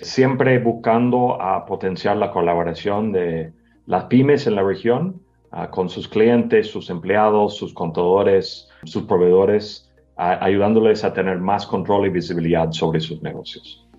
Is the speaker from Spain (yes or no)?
no; United States; moved away as an adult; primero yo soy gringo, llevo más que 25 años trabajando en la región